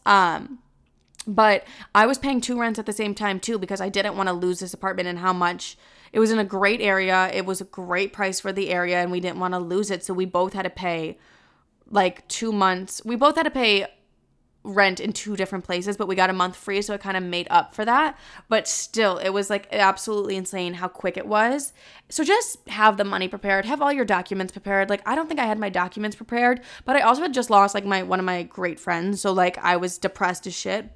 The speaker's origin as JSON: {"language": "English", "region": "Texas", "country": "United States", "accent": "Southern", "moved": "yes", "lives_now": "New York, United States", "said": "my Southern accent."}